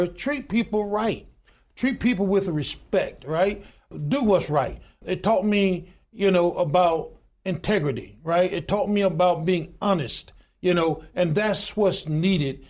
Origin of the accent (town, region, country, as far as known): Goodwater, Alabama, United States; born or raised there